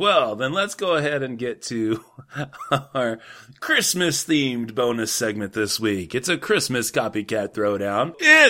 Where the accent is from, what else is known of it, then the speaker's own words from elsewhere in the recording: Texas, United States; I'm from Texas